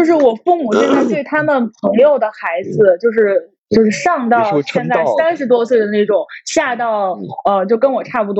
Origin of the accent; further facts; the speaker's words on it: Shandong, China; 我我是山东